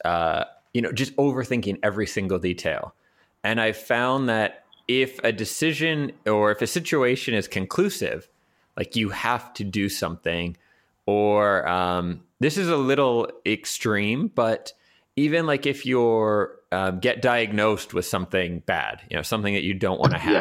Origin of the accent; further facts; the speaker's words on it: Vancouver, British Columbia, Canada; moved away as an adult; also born or lived in New York / Hamburg, Germany / Berlin, Germany / Bologna, Italy; now in Prague, Czech Republic; the people that I grew up with in Vancouver and my own family